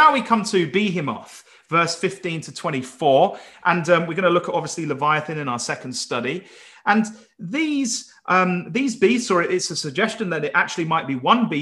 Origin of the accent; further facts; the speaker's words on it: Wales, United Kingdom; I'm calling him from Wales